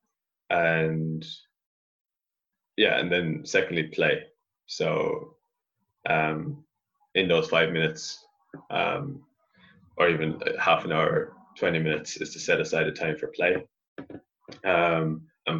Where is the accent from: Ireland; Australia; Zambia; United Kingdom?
Ireland; reconnecting to my roots as an Irish person and as a Celt and as a Gaelic person